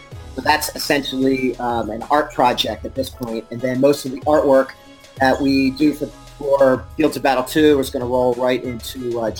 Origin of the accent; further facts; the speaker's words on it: Philadelphia area, Pennsylvania, United States; I grew up in a town where the Flyers all live.